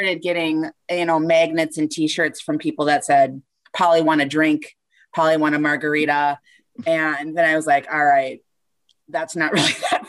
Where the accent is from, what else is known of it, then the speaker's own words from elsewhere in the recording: Southern Minnesota, United States; I'm from Southern Minnesota in a small town, not too small.